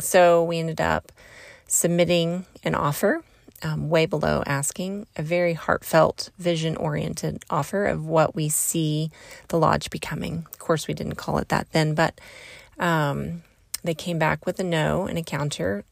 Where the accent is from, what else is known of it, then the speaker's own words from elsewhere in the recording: Southeast Oklahoma, United States; I'm from Southeast Oklahoma. That's where I grew up.